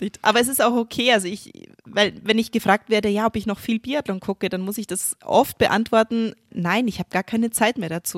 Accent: Germany; bei uns in Deutschland

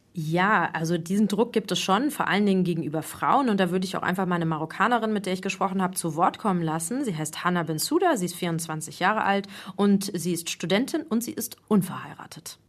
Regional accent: Germany; now in Morocco; ich bin ja Deutsche

